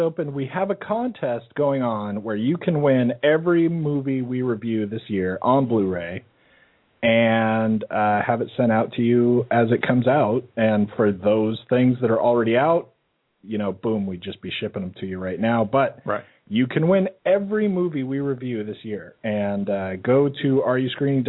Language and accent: English; Phoenix, Arizona, United States; moved away; we're from Phoenix. Back in Phoenix, people have been in school since the beginning of August.